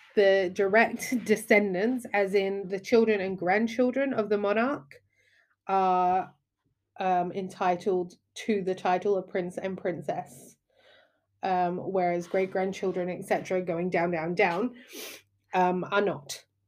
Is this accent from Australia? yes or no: yes; Australia; now in United Kingdom; from my point of view as an Australian